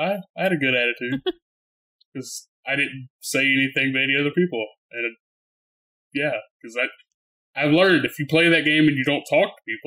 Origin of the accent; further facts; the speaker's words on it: Texas, United States; I'm from Texas, bro.